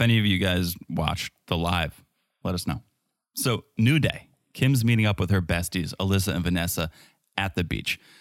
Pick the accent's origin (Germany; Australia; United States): United States; I'm from America.